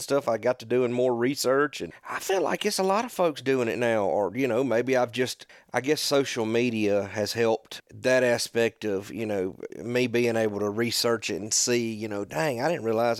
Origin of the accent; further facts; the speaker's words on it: Morton, Mississippi, United States; And I'm from Morton